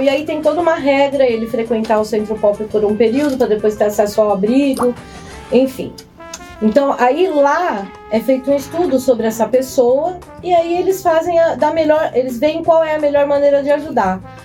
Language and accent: Portuguese; São Paulo, Brazil; now in Resende, Brazil; eu sou paulistana